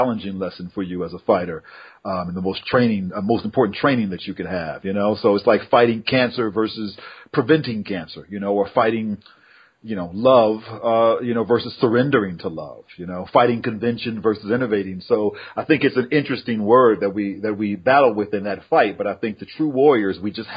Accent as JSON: {"language": "English", "town": "Berkeley", "region": "California", "country": "United States", "tie": "born or raised there", "said": "I'm a Berkeley baby. So I came from Berkeley revolutionaries"}